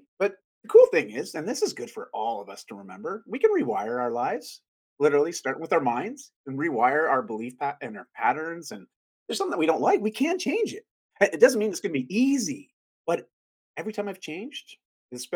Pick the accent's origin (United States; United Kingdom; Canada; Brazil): Canada; I'm Canadian